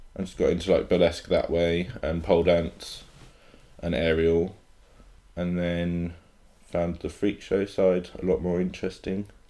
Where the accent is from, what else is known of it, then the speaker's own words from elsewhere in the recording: Hereford, West Midlands, United Kingdom; I grew up in Hereford, so hmm, it's a very small town